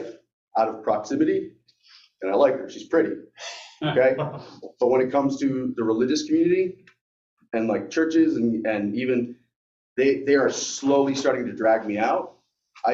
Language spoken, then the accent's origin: English; upstate New York, United States; moved away as an adult; also born or lived in Albany, New York / Sherburne, New York / Cortland, New York; now in North Jersey, United States; I grew up upstate New York, so I know more about cows and chickens than people